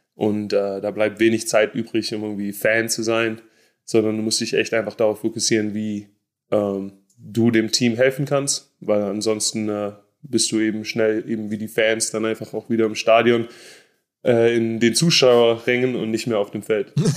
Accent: Stuttgart, Baden-Württemberg, Germany; moved away as an adult; also born or lived in Jacksonville, Florida; now in United States; ich bin in Stuttgart aufgewachsen

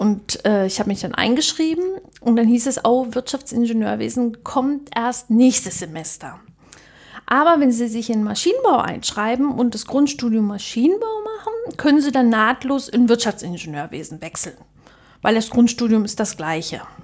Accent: Germany; bei uns in der DDR

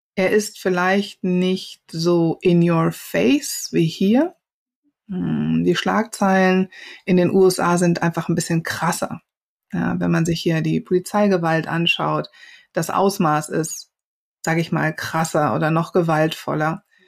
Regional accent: Wuppertal, North Rhine-Westphalia, Germany; also born or lived in Cologne; Ich bin ja keine Ausländerin, ich bin ja in Wuppertal geboren.

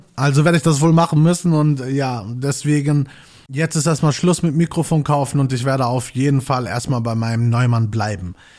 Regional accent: Gelsenkirchen, North Rhine-Westphalia, Germany; now in Bochum, Germany; ich bin gebürtig in Gelsenkirchen aufgewachsen

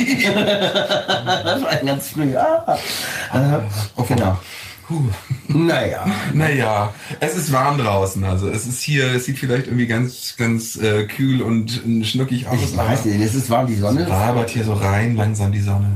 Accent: Berlin, Germany; Ich bin hier geboren. Ich oh. bin Berliner.

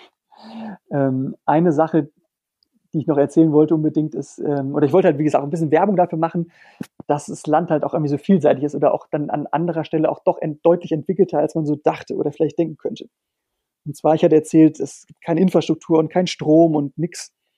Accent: Germany; moved away as an adult; ich als Deutscher

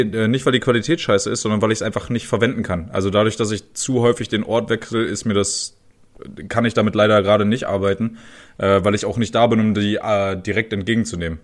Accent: Germany; now in Kreis Kleve, Germany; Da, wo ich herkomme, äh, die wenigsten werden es wissen, Digga, aus dem Harz

